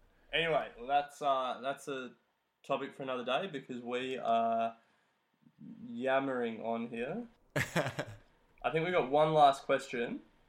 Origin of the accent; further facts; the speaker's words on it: Australia; So, as an Australian, I think it's hard to invest in mutual funds